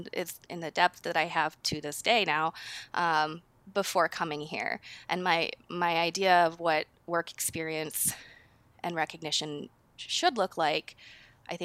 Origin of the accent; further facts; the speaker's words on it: Minnesota, United States; moved away as an adult; now in Seattle, United States; I'm from Minnesota, and I moved out to Seattle about 10 years ago, but maybe you'll hear that accent pull through it all.